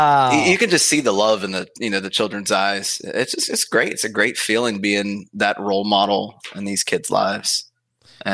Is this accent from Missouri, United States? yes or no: no; Pittsburgh, Pennsylvania, United States; also born or lived in Virginia; I'm originally from Virginia, but I was only there for like a week. So I'm from Pittsburgh